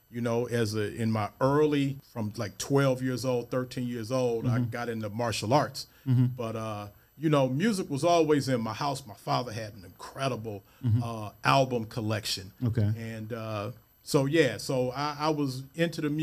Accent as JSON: {"language": "English", "town": "Cleveland", "region": "Ohio", "country": "United States", "tie": "born or raised there", "said": "I was raised, I came up in Lee Harvard."}